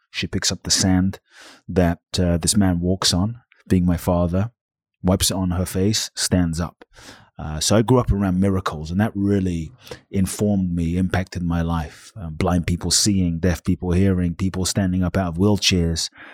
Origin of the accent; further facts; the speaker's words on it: London, United Kingdom; moved away as an adult; also born or lived in Ghana; now in Los Angeles, United States; I was born in Ghana, West Africa, fathers from Ghana, mothers Japanese, grew up in London